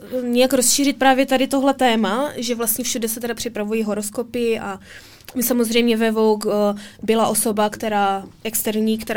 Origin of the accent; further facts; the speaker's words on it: Olomouc, Olomouc Region, Czechia; A často jezdím domů do Olomouce a to je to pro mě takový dobytí